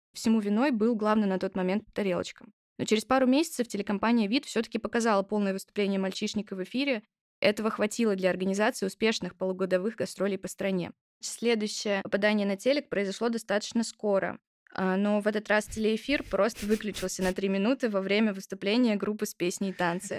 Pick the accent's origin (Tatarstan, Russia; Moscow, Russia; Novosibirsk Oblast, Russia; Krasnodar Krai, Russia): Krasnodar Krai, Russia; Sochi; посвященную моему родному городу.